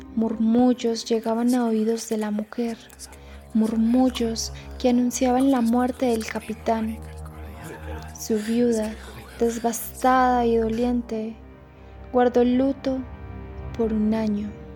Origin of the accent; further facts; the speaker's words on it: Paisa region, Colombia; la identidad que nos representa como paisas